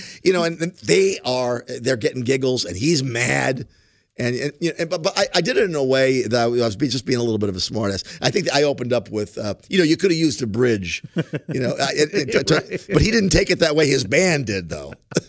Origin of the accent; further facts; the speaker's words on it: Ireland; but I'm Irish.